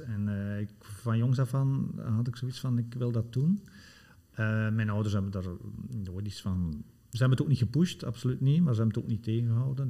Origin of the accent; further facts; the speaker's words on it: Bruges, Flanders, Belgium; accent: West Flemish; moved away; dat ik oorspronkelijk van West-Vlaanderen ben